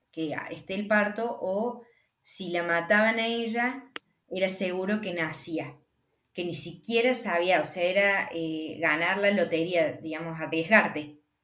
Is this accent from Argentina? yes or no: yes; Argentina; hay una conexión con nuestro país